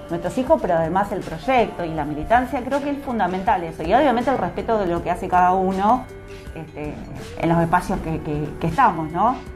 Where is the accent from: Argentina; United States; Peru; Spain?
Argentina; Caleta Olivia, Santa Cruz; moved away as an adult; now in Río Gallegos, Argentina; criada. En Caleta Olivia, exactamente, hace ya 13 años que estoy acá en Gallegos adaptándome todavía, pero sí, 13 años